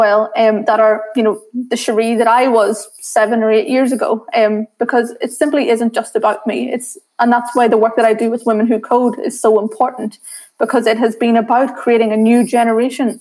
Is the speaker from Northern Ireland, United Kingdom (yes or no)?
yes; Northern Ireland, United Kingdom; accent: very thick accent; also born or lived in Sri Lanka; growing up in Northern Ireland and dealing with racism